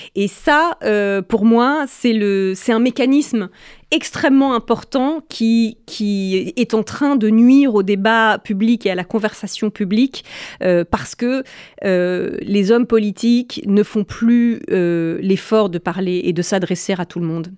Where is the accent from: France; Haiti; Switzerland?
France; en tant que Française